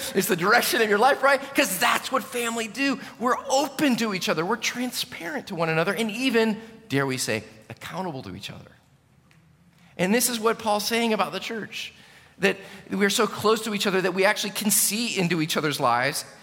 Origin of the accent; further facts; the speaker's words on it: United States; as an American pastor.